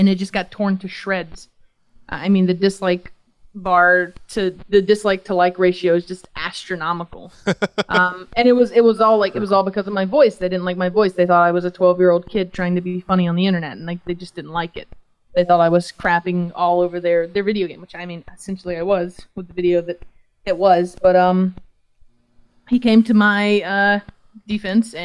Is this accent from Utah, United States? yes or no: no; Georgia, United States; I'm from a little town in Georgia.